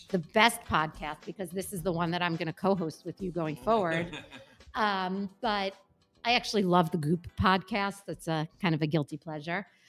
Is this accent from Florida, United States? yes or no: no; New York City, New York, United States; I grew up in Brooklyn, and not bougie Brooklyn